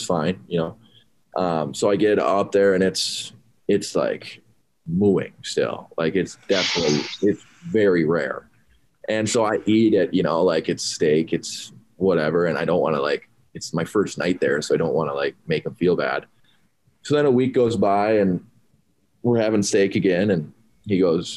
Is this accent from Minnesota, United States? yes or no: yes; Sartell, Minnesota, United States; my hockey career growing up in Sartell. It's a smaller town